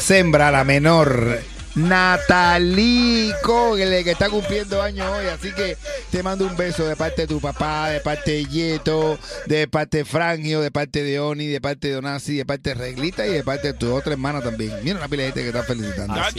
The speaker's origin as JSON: {"language": "Spanish", "country": "Cuba", "said": "yo como cubano"}